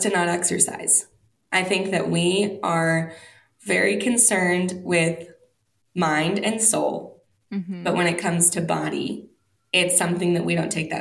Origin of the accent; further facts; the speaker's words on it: Indiana, United States; also born or lived in Wisconsin; now in Colorado, United States; we're both from Indiana and then we were both missionaries in Wisconsin.